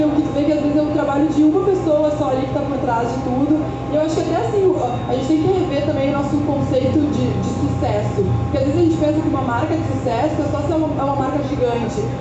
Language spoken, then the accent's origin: Portuguese; Brazil; Eu sou brasileira